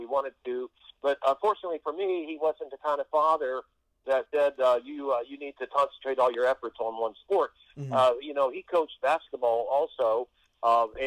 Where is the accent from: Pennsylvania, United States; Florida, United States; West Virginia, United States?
Florida, United States; moved away; also born or lived in Orlando, Florida; my home state of Florida. You know, I went to high school and college there